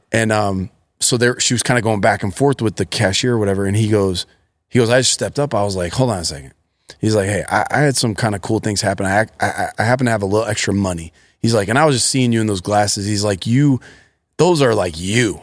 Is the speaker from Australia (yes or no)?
no; Akron, Ohio, United States; I grew up in Akron, Ohio.